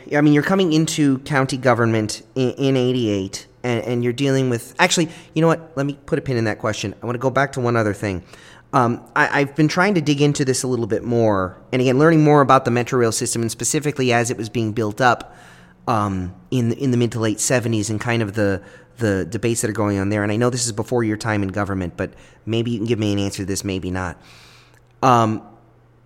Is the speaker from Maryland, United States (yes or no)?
yes; Baltimore, Maryland, United States; moved away as an adult; now in Miami, United States; I was originally born in Baltimore, and I moved here to go to the University of Miami.